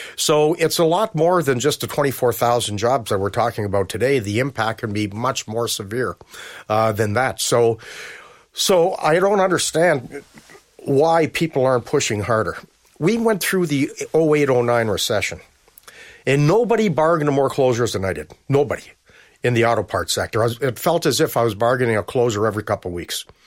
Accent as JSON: {"language": "English", "town": "Toronto", "region": "Ontario", "country": "Canada", "tie": "born or raised there", "said": "I grew up in Scarborough"}